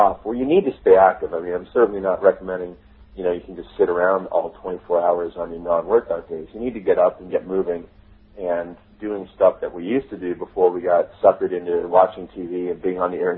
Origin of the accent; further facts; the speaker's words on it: Canada; also born or lived in Toronto; I'm from Canada. Toronto is where I live